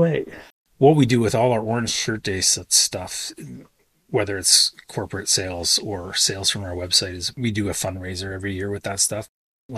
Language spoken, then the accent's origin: English; White Sand First Nation, Ontario, Canada; now in Peterborough, Canada; I am Loon Clan from White Sand First Nation